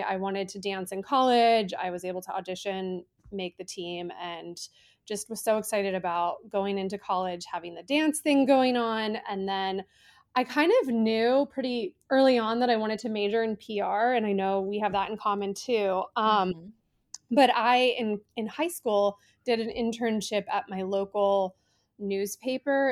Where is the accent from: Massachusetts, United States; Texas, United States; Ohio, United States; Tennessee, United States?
Ohio, United States; a specialty beading store in my hometown in Ohio